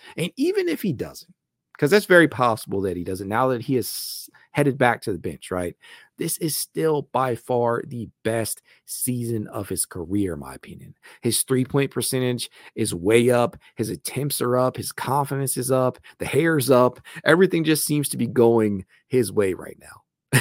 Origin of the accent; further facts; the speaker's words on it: Dayton, Ohio, United States; I am from Dayton, Ohio